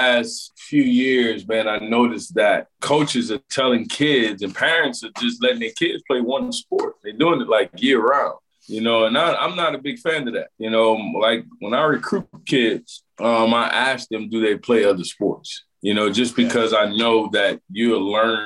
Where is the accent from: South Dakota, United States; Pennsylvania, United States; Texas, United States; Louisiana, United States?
Louisiana, United States; moved away as an adult; I grew up in Louisiana